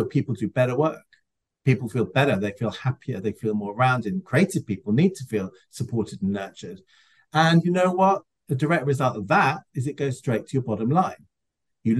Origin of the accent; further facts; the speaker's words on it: London, United Kingdom; I come from London, which is the most incredibly cosmopolitan city